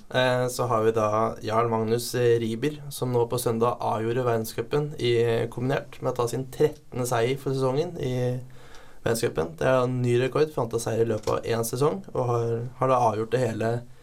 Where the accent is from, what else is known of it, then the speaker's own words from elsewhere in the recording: Eidsvoll, Akershus, Norway; jeg er da fra Eidsvoll, som er mest kjent for Grunnloven